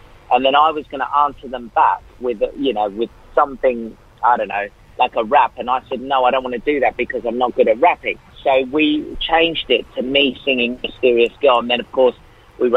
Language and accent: English; Australia; also born or lived in England; I was born in England, but I grew up in Australia